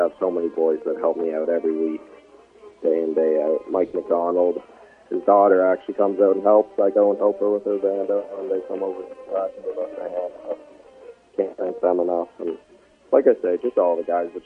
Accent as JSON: {"language": "English", "town": "Dartmouth", "region": "Nova Scotia", "country": "Canada", "tie": "born or raised there", "said": "Born and raised in Dartmouth, Nova Scotia"}